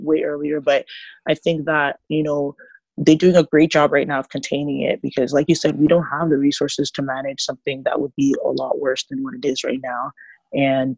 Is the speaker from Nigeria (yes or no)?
yes; Nigeria; now in Toronto, Canada; I grew up as a Nigerian in a Pentecostal church